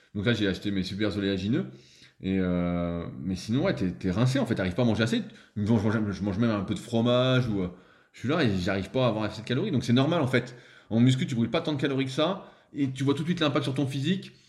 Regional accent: Annecy, Auvergne-Rhône-Alpes, France; je suis d'Annecy aussi

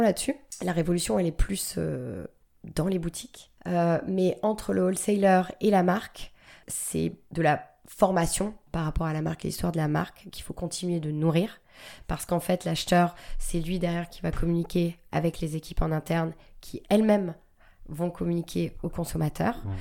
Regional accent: New Jersey, United States; now in France; J'ai, grandi aux États-Unis

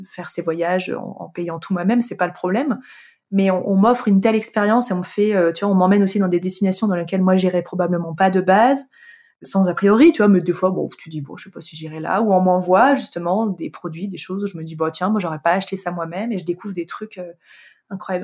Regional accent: Annecy, Auvergne-Rhône-Alpes, France; moved away; je suis originaire d'Annecy euh, depuis depuis tout toute petite, c'est une ville euh, que, que j'adore, que j'ai quittée, de, vers laquelle je suis revenue plus tard

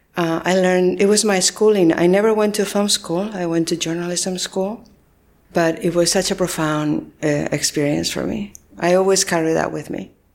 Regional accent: Spain; moved away as an adult; also born or lived in San Francisco, United States; I was born and raised in Spain and all my family is there

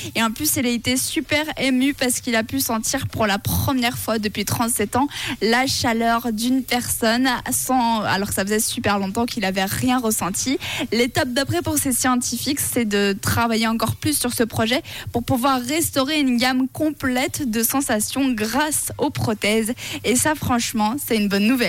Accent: Switzerland; chez nous en Suisse

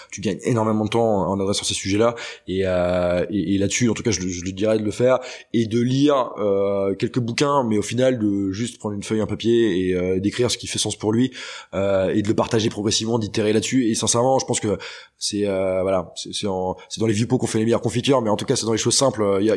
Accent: Brittany, France; Moi, tu, typiquement, je viens de Bretagne

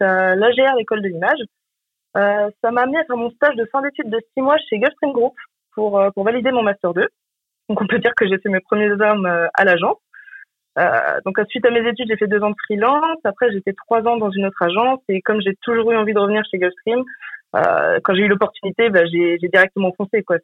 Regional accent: Deux-Sèvres, Nouvelle-Aquitaine, France; moved away as an adult; now in Nantes, France; à l'original je suis des Deux-Sèvres. Je suis arrivée à Nantes en 2010, euh, juste après mon bac

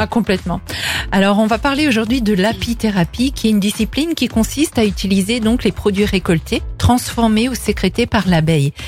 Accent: France; chez nous en France

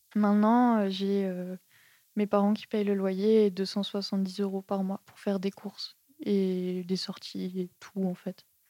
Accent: Strasbourg, Grand Est, France; moved away as an adult; now in Montpellier, France; À la base, je viens de Strasbourg. J'ai quitté Strasbourg pour faire mon BTS en fait de design graphique. Je suis allée à Montpellier.

